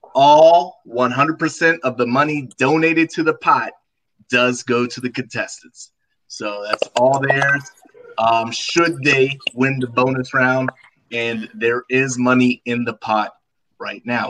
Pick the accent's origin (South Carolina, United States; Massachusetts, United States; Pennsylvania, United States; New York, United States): South Carolina, United States; now in Florida, United States; I'm from South Carolina. I live in Florida.